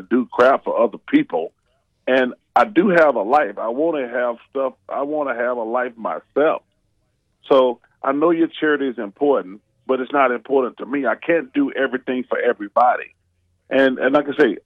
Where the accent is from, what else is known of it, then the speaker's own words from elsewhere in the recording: Leeds, Alabama, United States; moved away; When I growing up in Leeds, I love my hometown and living in the projects